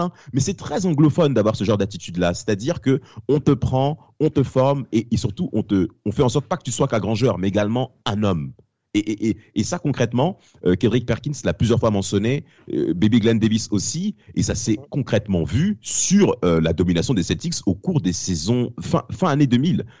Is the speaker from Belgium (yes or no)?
no; France; also born or lived in Rennes, Brittany; nous sommes français